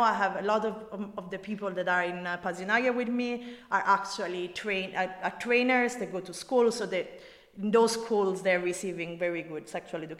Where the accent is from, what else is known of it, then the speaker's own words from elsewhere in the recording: Rome, Lazio, Italy; my own city, I'm from Rome